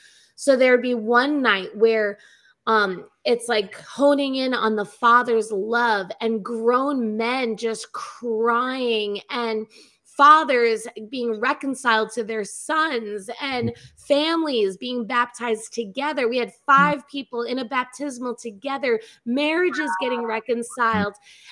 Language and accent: English; New York, United States; I'm from New York.